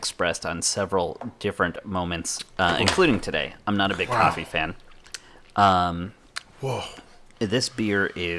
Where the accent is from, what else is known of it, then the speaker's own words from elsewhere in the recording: Massachusetts, United States; now in Florida, United States; I'm from Massachusetts, and I have never been able to say that word well.